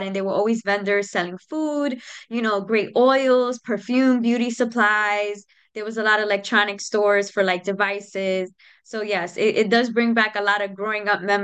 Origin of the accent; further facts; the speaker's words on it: New York City, New York, United States; moved away as an adult; also born or lived in Capital Region, New York; I grew up in the South Bronx, 174th Street